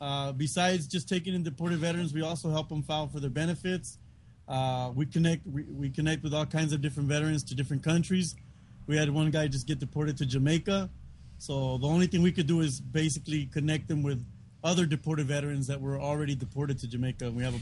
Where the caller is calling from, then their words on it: Tijuana, Baja California, Mexico; also born or lived in United States; I'm calling you guys from Tijuana, Mexico, Baja California.